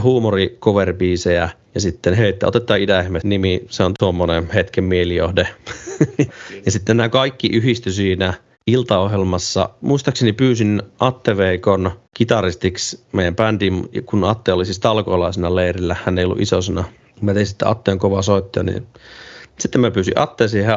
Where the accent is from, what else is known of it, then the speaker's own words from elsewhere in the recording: Ilomantsi, North Karelia, Finland; mä oon Ilomantsista Itä-Suomesta kotoisin